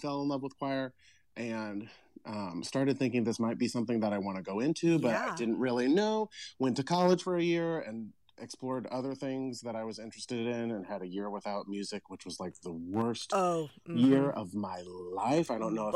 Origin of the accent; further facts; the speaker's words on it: Indianapolis, Indiana, United States; I grew up in Washington Township